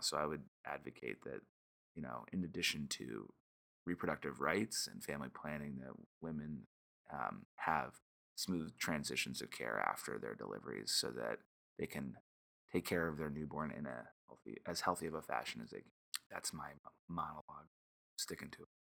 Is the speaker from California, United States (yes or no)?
yes; California, United States; moved away; I'm a Californian, and so, um, you know, that definitely drove my decision to be close to family.